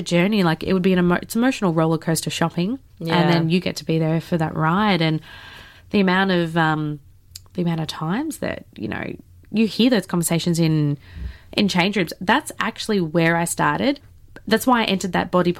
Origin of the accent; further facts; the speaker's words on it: Melbourne, Victoria, Australia; I grew up in Melbourne